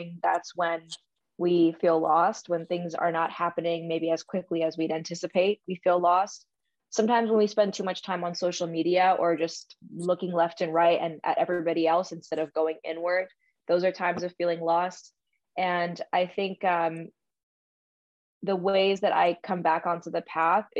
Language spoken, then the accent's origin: English; New York City, New York, United States; I grew up in New York City. I had two fairly traditional Indian parents